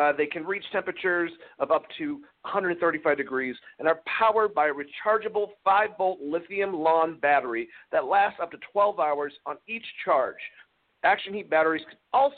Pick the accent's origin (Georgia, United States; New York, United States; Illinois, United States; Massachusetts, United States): Georgia, United States; I'm from Georgia